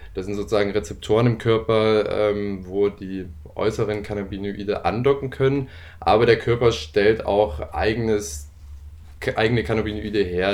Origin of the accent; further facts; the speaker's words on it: Leipzig, Saxony, Germany; gebürtiger Leipziger